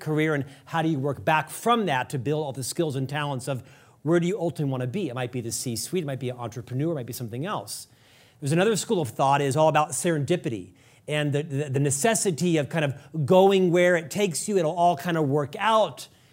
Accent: Orlando, Florida, United States; my hometown in Central Florida. Orlando

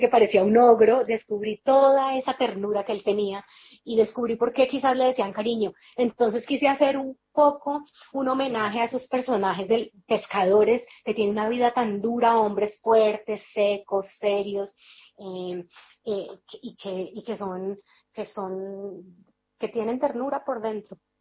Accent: Cali, Valle del Cauca, Colombia; also born or lived in Bogotá; yo estudié en Bogotá, pero yo soy de Cali

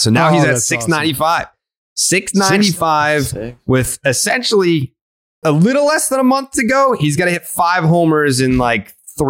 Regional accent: Saugus, Massachusetts, United States; We grew up in Saugus.

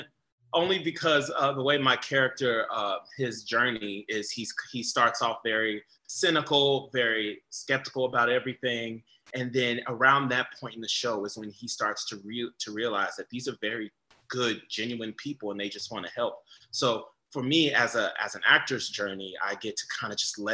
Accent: United States; moved away

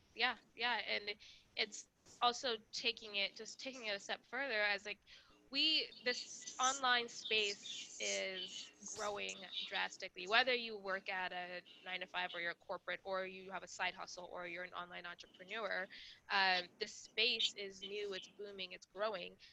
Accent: Rwanda; moved away; I'm from Rwanda, so I'm not from the United States.

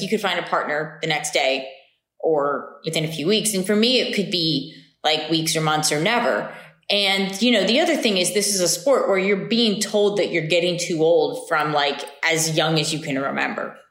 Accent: Lancaster, Pennsylvania, United States; moved away; also born or lived in Ithaca, New York; I grew up in Lancaster, Pennsylvania

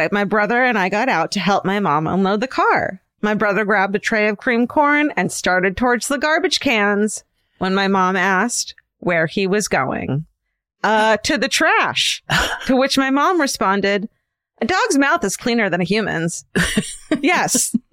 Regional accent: Midwest, United States; I should probably mention that we're from the Midwest.

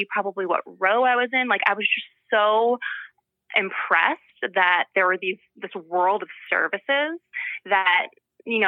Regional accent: Glen Ridge, New Jersey, United States; I grew up here in New Jersey, a little town called Glen Ridge.

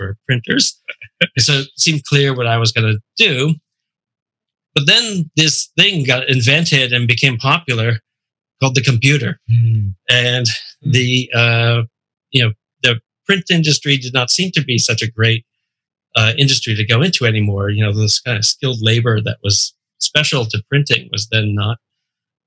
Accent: Providence, Rhode Island, United States; I'm from Rhode Island.

